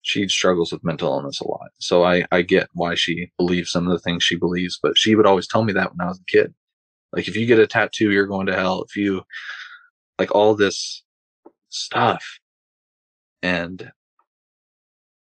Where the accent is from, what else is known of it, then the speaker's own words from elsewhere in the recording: Longview, Washington, United States; also born or lived in Pullman, Washington; I had to move back to my hometown. And so the church I was involved with in Pullman, I was going to get baptized at, but I had to move. So now I'm back in Longview, Washington.